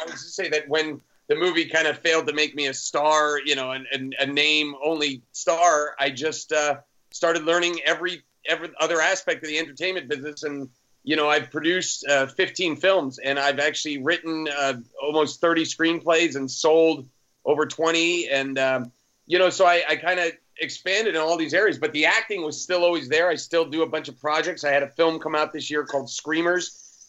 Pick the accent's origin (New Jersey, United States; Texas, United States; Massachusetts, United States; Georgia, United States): New Jersey, United States; Hunterdon County; moved away as an adult; also born or lived in Red Bank, New Jersey / New York City; now in Los Angeles, United States; I grew up in Hunterdon County